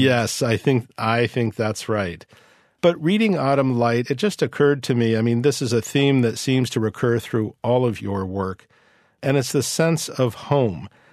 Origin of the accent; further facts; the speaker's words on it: New York City, New York, United States; my perspective as a New Yorker